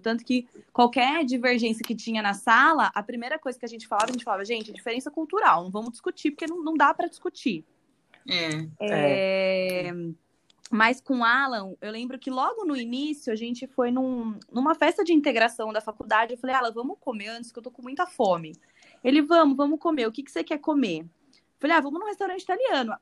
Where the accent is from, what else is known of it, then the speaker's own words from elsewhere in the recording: Brazil; eu sou bem brasileira